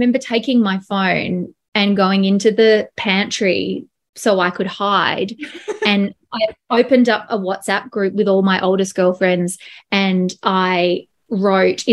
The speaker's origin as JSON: {"language": "English", "town": "Melbourne", "region": "Victoria", "country": "Australia", "said": "I am from Melbourne"}